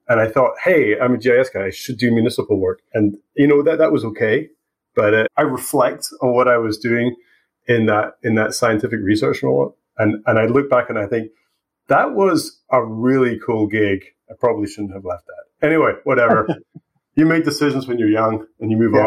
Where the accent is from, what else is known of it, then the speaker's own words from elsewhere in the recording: Scotland, United Kingdom; moved away as an adult; also born or lived in Aberdeen; now in British Columbia, Canada; I left Scotland, what, 15, 17 years ago